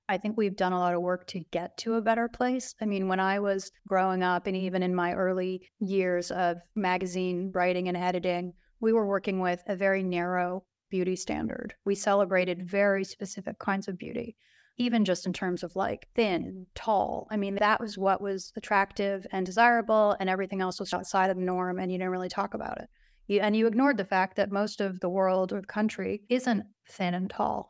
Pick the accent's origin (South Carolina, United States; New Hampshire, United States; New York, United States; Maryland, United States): New York, United States; New York City; I grew up downtown in Soho